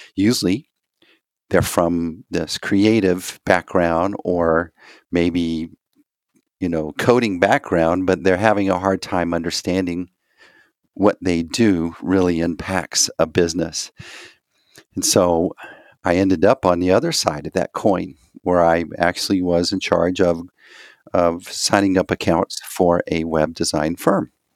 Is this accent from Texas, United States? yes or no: yes; Texas, United States; I'm from Texas